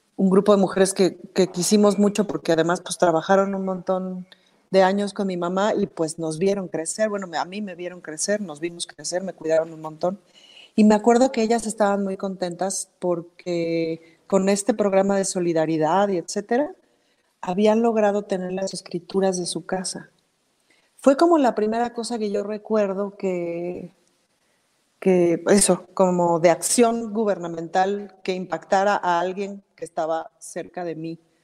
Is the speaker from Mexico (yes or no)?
yes; Mexico City, Mexico